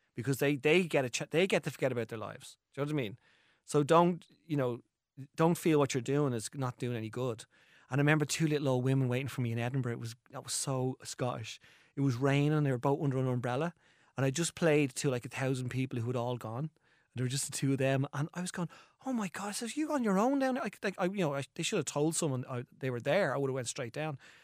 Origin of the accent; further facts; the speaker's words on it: Ireland; as Irish people